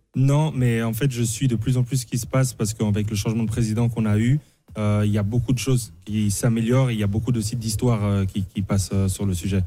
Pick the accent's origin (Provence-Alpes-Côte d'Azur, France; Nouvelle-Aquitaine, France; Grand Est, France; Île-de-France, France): Île-de-France, France; Paris; born or raised there